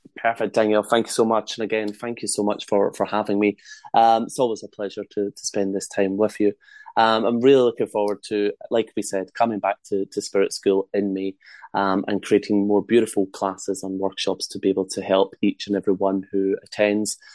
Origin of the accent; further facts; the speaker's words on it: Scotland, United Kingdom; accent: Scottish; my Scottish accent